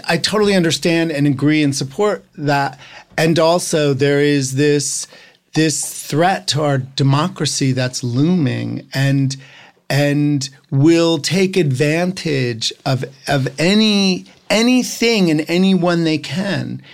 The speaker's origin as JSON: {"language": "English", "region": "New Jersey", "country": "United States", "said": "I'm from New Jersey."}